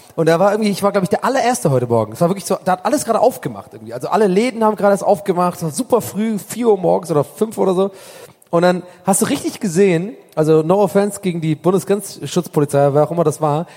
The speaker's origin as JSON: {"language": "German", "region": "Hamburg", "country": "Germany", "said": "ich komme aus Hamburg."}